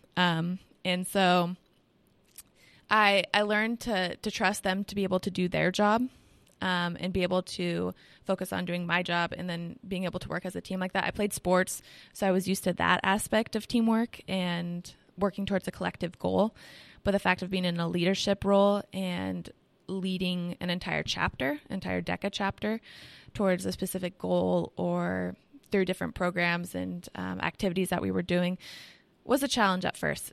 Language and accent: English; Washington, United States; I'm from Washington State